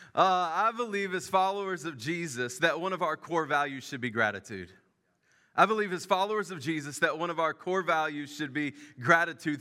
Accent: Memphis, Tennessee, United States; moved away; I grew up in Memphis

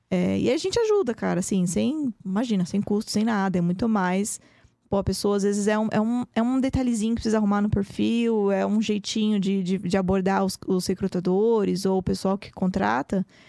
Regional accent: Brazil; moved away as an adult; now in United States; também sou brasileira

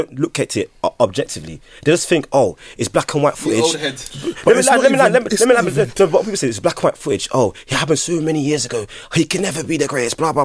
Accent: Nigeria; I'm Nigerian

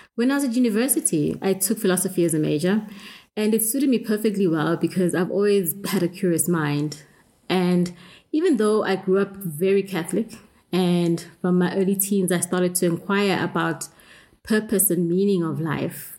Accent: South Africa; I grew up in South Africa with uh, apartheid

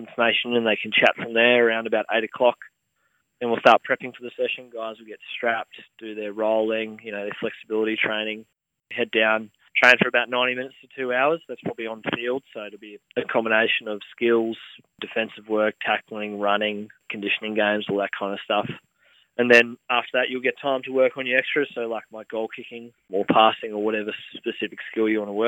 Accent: Queensland, Australia; moved away; debuted for the Reds in my hometown and in front of my family and friends

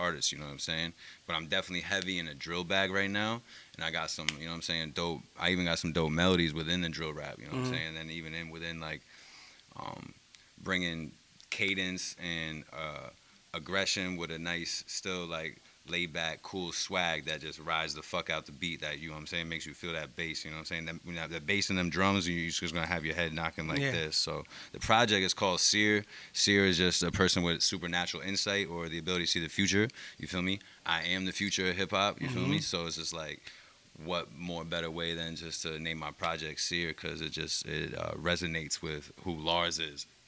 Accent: Albany, New York, United States; I'm from Albany, New York

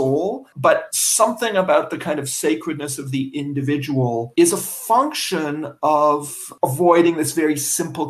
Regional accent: Canada; moved away; I'm a Canadian

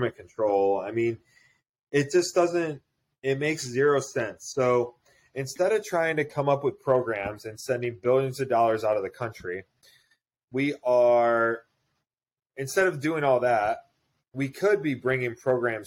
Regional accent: United States; I'm an Italian-American. No, I'm fucking American.

